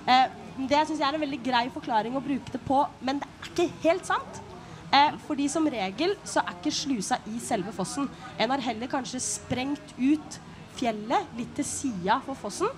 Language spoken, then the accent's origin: Norwegian; Bø, Telemark, Norway; født og oppvokst her. Eh, i, I Bø, riktignok.